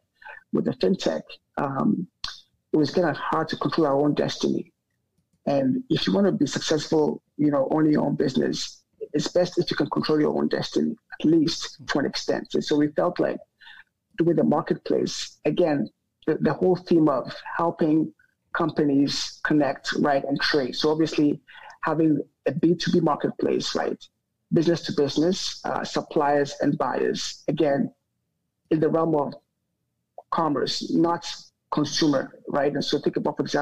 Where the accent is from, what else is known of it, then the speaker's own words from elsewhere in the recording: Accra, Greater Accra, Ghana; moved away as an adult; also born or lived in London, United Kingdom / Lagos, Nigeria / Canada; I grew up in Accra, but a slight backtrack is I was born in the UK, born in London, England